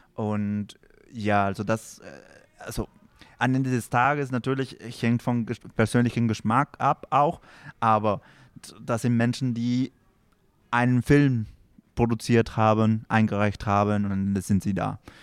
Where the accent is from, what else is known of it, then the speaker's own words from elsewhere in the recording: Peru; German is a second language; moved away; ich komme aus Peru